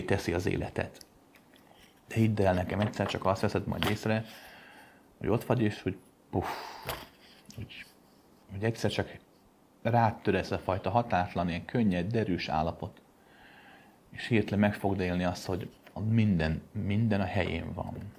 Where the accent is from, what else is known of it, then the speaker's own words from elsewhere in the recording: Pöttyös utca, near Kőbánya, Budapest, Hungary; a Pöttyösi után laktam gyerekkoromban.